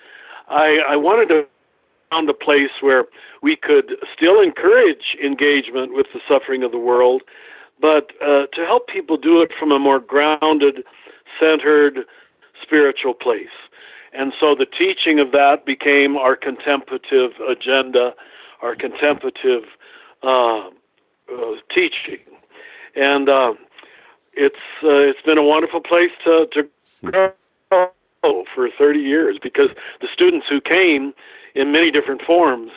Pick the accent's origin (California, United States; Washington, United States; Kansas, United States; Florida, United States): Kansas, United States; moved away; I was raised in Kansas in a very conservative, pre-Vatican II kind of Catholicism.